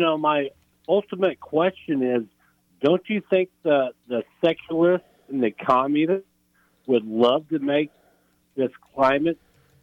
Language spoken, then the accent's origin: English; Flint, Michigan, United States; I was raised a Catholic in Flint, Michigan, at a place called All Saints.